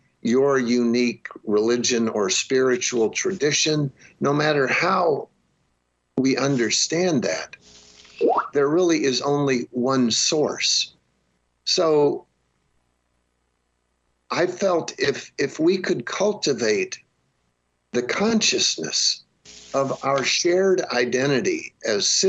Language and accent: English; United States